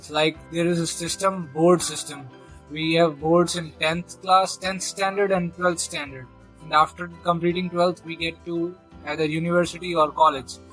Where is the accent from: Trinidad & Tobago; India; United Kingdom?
India; first language Hindi; English is a second language; I'm from India and you from Brazil with Portuguese as your mother tongue and me as Hindi and as my mother tongue.